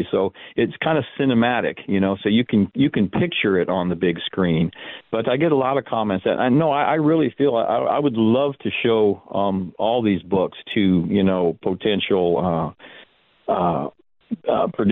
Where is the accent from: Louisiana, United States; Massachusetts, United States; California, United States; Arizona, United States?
Arizona, United States; Tempe; I grew up in Tempe